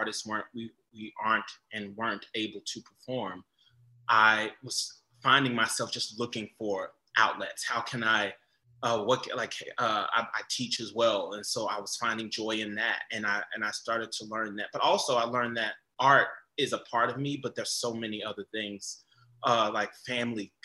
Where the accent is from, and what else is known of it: United States; moved away